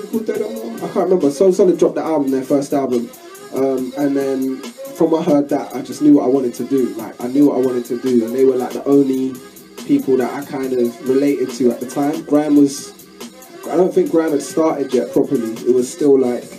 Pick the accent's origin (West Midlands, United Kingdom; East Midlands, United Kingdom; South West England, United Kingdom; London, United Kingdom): London, United Kingdom; I grew up in Broccoli, South London